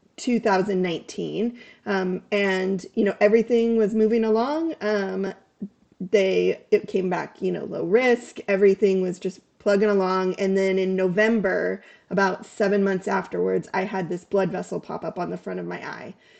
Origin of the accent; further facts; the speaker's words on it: Sacramento, California, United States; moved away as an adult; also born or lived in Seattle area; now in Seattle, United States; I'm originally from Sacramento